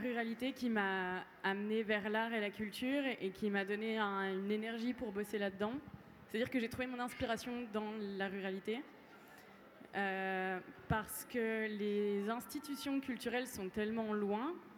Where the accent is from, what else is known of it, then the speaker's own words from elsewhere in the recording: Jura, Bourgogne-Franche-Comté, France; moved away; J'ai grandi dans le Jura, donc dans un tout petit village